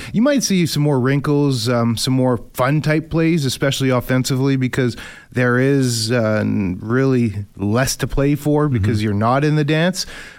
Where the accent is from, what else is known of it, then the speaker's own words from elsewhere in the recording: Canada; Just being a Canadian kid growing up with the awareness of the CFL